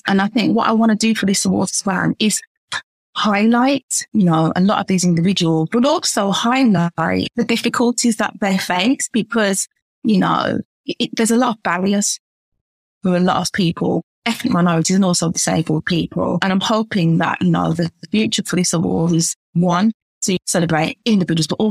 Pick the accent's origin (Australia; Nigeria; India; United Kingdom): United Kingdom; Birmingham, West Midlands; I'm from Birmingham myself